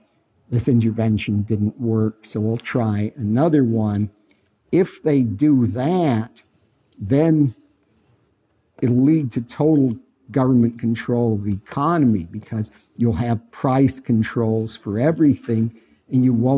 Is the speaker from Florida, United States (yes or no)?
no; Los Angeles, California, United States; I'm from Los Angeles